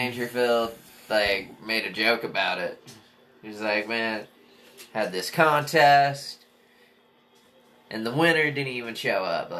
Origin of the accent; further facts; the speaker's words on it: Midwest, United States; I'm from the Midwest.